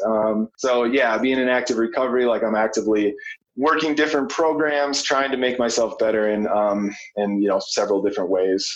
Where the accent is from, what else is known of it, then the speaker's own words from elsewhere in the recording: Minnesota, United States; moved away as an adult; now in Colorado, United States; growing up in Minnesota